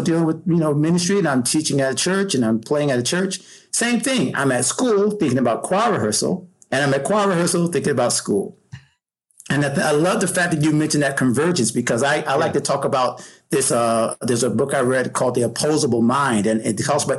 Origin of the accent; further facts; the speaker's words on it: Pensacola, Florida, United States; growing up in Pensacola, Florida, Panhandle, my parents, Georgia and South, you know, so I've always been a Southern boy